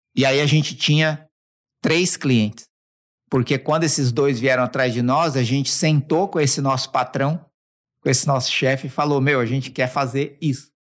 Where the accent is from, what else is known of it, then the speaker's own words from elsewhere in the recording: Mauá, São Paulo, Brazil; eu sou da periferia braba. É, quem, quem não conhece, procura depois Jardim Zaira Mauá. Você vai descobrir onde eu nasci